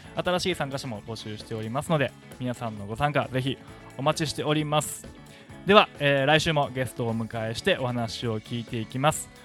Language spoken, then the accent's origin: Japanese; Wakayama, Japan; now in Okinawa, Japan; 僕の地元和歌山に